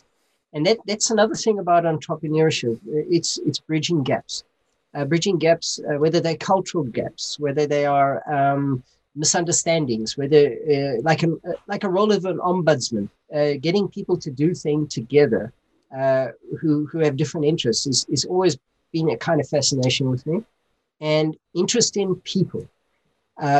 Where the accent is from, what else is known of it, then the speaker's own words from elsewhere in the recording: Johannesburg, Gauteng, South Africa; also born or lived in Germany / Japan; now in Krakow, Poland; I was born in Johannesburg in South Africa. Growing up in South Africa